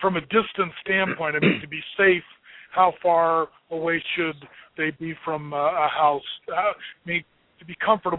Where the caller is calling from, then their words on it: Colorado, United States; I'm calling from Colorado